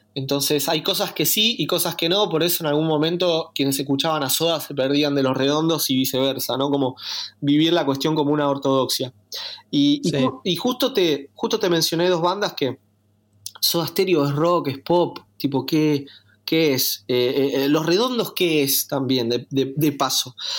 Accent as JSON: {"language": "Spanish", "country": "Argentina", "tie": "born or raised there", "said": "somos argentinos y nacimos acá"}